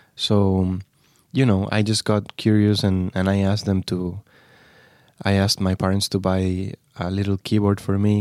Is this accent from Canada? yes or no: no; Granada, Andalusia, Spain; moved away as an adult; also born or lived in Barcelona; I am from Granada in the south